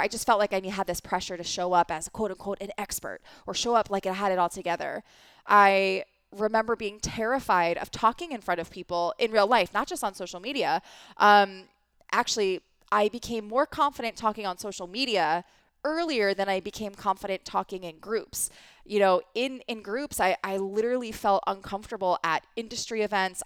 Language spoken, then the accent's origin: English; East Coast, United States; I grew up in the East Coast